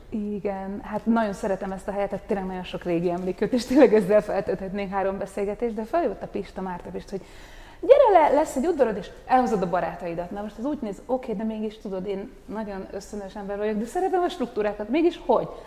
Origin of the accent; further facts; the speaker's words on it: Hungary; moved away as an adult; also born or lived in Paris, France; én azért most hazajöttem